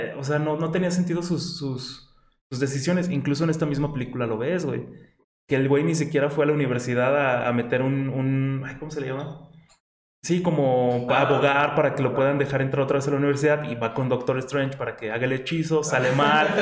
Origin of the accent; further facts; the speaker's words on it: Mexico; Como buen mexicano